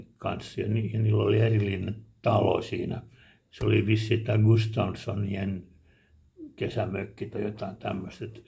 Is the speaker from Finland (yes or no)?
yes; Helsinki, Uusimaa, Finland; now in Hanko, Finland; mä olen alun perin helsinkiläinen